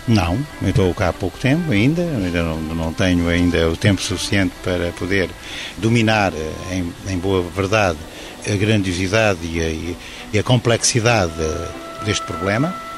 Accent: Portugal; como portugueses

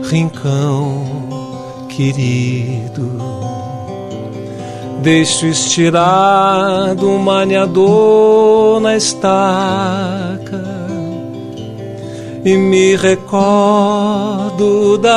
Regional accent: Rio Grande do Sul, Brazil; moved away; also born or lived in Rio de Janeiro; a chegada do frio no sul do Brasil, na minha terra.

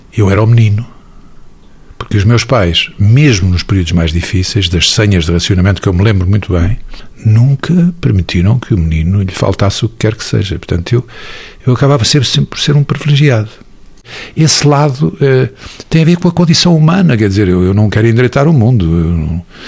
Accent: Portugal; eu sou muito portuga e adoro a minha terra

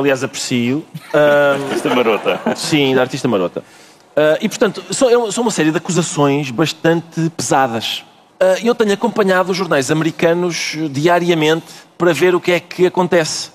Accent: Portugal; enquanto portugueses

